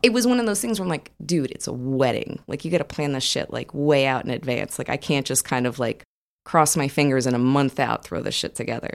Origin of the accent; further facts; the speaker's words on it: New Jersey, United States; now in Austin, United States; I grew up in New Jersey